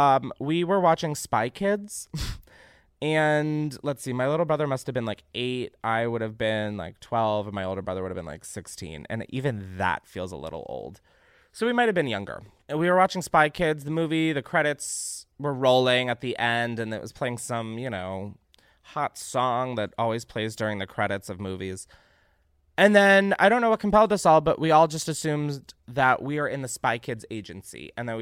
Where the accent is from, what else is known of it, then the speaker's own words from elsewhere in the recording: Naperville, Illinois, United States; my hometown of Naperville and surrounding suburbs of Chicago was hit by a tornado